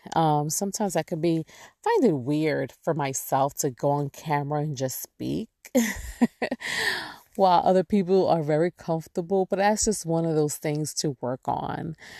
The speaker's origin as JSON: {"language": "English", "region": "New York", "country": "United States", "tie": "born or raised there", "moved": "yes", "said": "I'm born and raised there"}